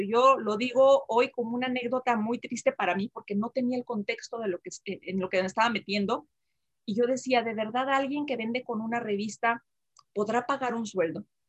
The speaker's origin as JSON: {"language": "Spanish", "region": "Jalisco", "country": "Mexico", "tie": "born or raised there", "also_born_or_lived": "Aguascalientes", "moved": "as an adult", "said": "yo nací en Jalisco, una comunidad muy pequeña, en un pueblito"}